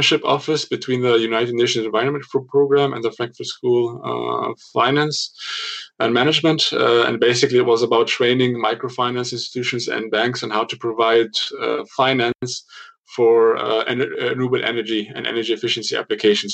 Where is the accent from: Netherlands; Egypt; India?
Egypt; Cairo, Cairo Governorate; moved away as an adult; now in Munich, Germany; I was born in Cairo to a sort of a mixed family, German-Egyptian family, where I also went to school, to a German school